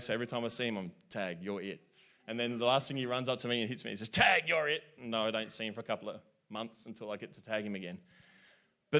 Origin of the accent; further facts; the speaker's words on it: South Australia, Australia; I'm South Australian.